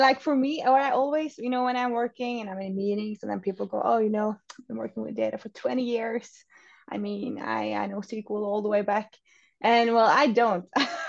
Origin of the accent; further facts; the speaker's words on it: Oslo, Norway; English is a second language; I'm from Norway, so Oslo based.